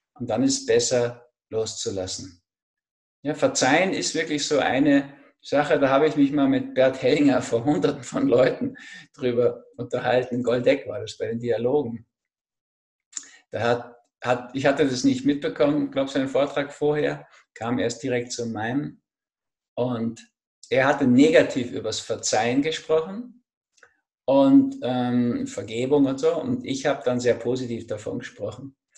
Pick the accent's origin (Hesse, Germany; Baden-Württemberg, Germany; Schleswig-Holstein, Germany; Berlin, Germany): Berlin, Germany; now in Austria; ich bin in Berlin im Osten zwar geboren